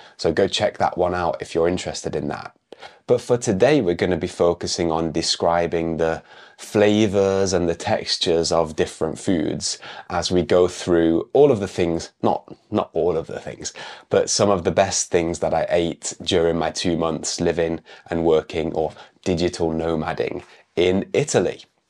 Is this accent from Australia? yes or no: no; United Kingdom; moved away; an English teacher from the UK